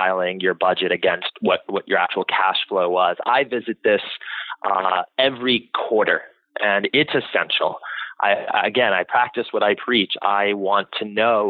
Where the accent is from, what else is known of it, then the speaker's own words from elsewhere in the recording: Florida, United States; I did well in high school, and I'm from Florida